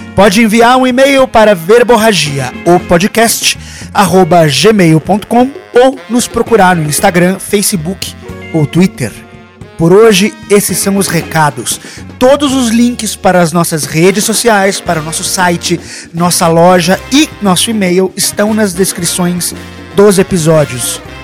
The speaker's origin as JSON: {"language": "Portuguese", "country": "Brazil", "moved": "as an adult", "lives_now": "Mexico", "said": "me tornei ainda mais brasileiro"}